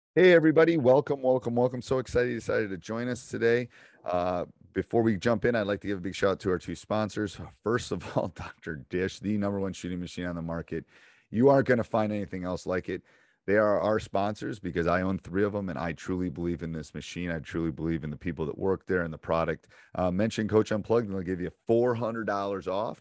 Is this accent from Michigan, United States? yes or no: yes; Upper Peninsula, Michigan, United States; accent: Midwestern, Yooper; I got a little bit of that U P -er thing going on, too